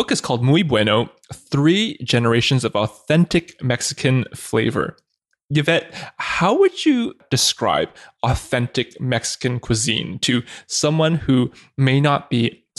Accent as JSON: {"language": "English", "country": "Canada", "tie": "born or raised there", "said": "growing up in Canada"}